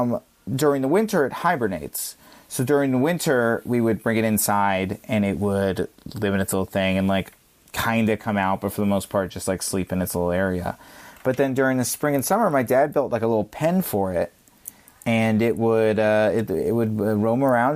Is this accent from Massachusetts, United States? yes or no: no; Virginia, United States; I grew up in Virginia